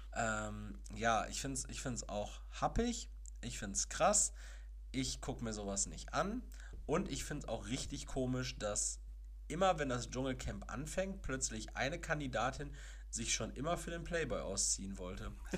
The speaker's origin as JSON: {"language": "German", "town": "Castrop-Rauxel", "region": "North Rhine-Westphalia", "country": "Germany", "tie": "born or raised there", "said": "Aus meiner Heimatstadt, Kastrop-Rauxel"}